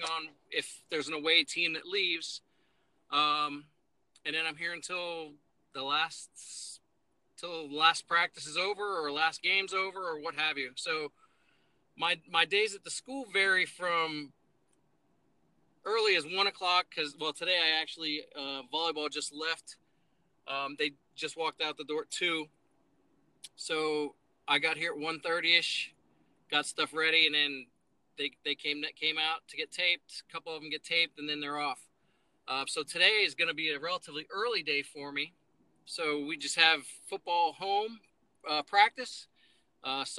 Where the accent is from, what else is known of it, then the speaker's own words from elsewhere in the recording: Dover, Delaware, United States; moved away as an adult; also born or lived in Pennsylvania / Charleston, West Virginia / Kentucky / Chattanooga, Tennessee; I'm originally from Pennsylvania, born and raised in PA, but grew up in Delaware, went to high school in Dover, Delaware